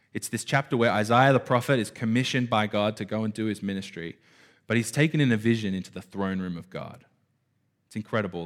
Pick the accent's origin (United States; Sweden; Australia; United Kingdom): Australia; I grew up in Burara